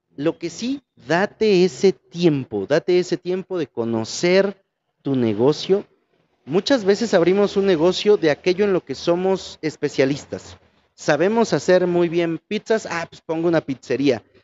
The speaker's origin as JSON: {"language": "Spanish", "country": "Mexico", "said": "somos como buenos mexicanos"}